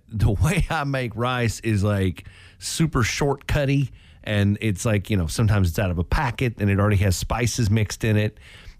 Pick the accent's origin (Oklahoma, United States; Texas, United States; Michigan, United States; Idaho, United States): Oklahoma, United States; where I grew up in Oklahoma